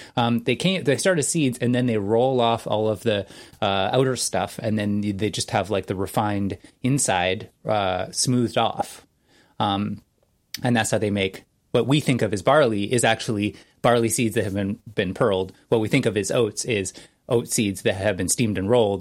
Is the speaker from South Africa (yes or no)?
no; Canada; I'm Canadian